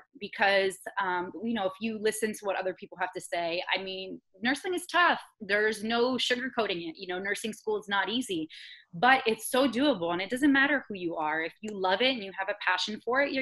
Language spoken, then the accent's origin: English; Florida, United States; I actually grew up in Florida, so I'm a born and raised Floridian local girl